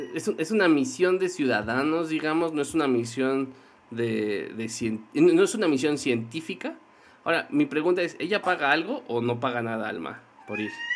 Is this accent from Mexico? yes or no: yes; Mexico City, Mexico; los mexicanos, más, más los que venimos de la Ciudad de México